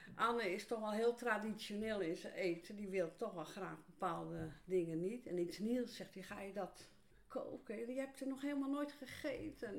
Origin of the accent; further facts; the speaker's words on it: Rotterdam, South Holland, Netherlands; moved away as an adult; now in Buitenpost, Netherlands; Ik kom uit Rotterdam.